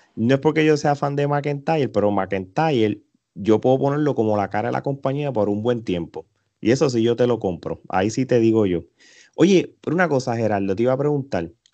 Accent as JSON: {"language": "Spanish", "country": "Puerto Rico", "said": "los boricuas"}